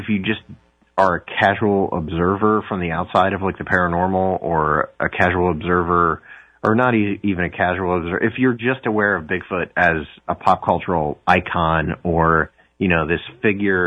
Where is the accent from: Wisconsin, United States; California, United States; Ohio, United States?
Ohio, United States; I'm from Ohio